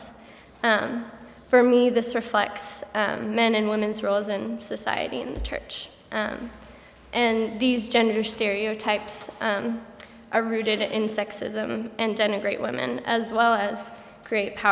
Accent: Colorado, United States; moved away; I'm originally from Colorado

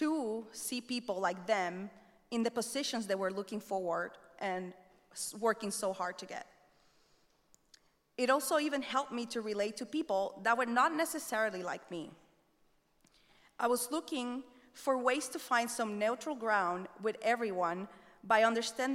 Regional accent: Puerto Rico; moved away as an adult; my experience growing up in Puerto Rico

